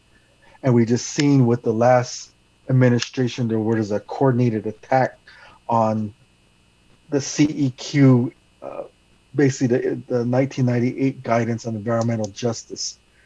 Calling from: Albuquerque, New Mexico, United States; I'm from calling from New Mexico, from the occupied lands of the Tiwa people in Albuquerque, because there's a good internet here.

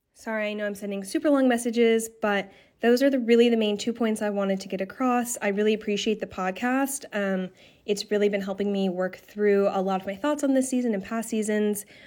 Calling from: New York City, New York, United States; I'm calling in from Brooklyn

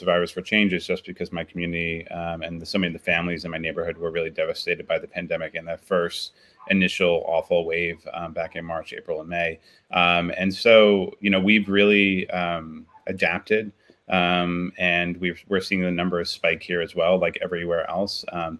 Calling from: New York City, New York, United States; So I'm calling from Sunnyside, which is in Queens, New York City.

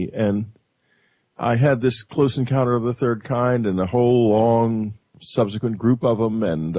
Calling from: New York City, New York, United States; I'm calling from New York City.

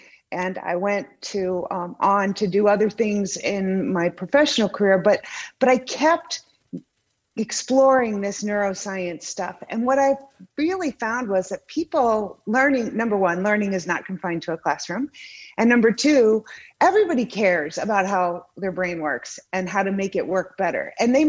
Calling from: Naples, Florida, United States; I am in Naples, Florida.

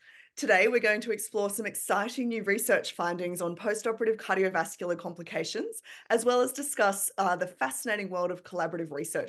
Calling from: Melbourne, Victoria, Australia; I'm recording from Naarm, Melbourne, from the lands of the Boon Wurrung people

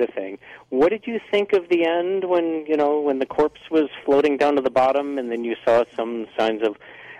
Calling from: Carson City, Nevada, United States; Hey, it's … from Carson City.

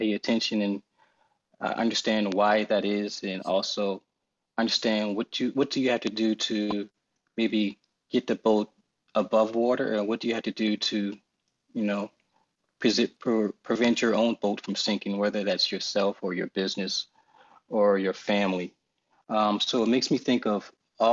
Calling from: Charleston, South Carolina, United States; So I'm calling from Charleston, South Carolina

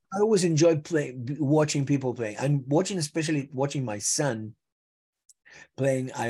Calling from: Los Angeles, California, United States; From Los Angeles, home. This is home.

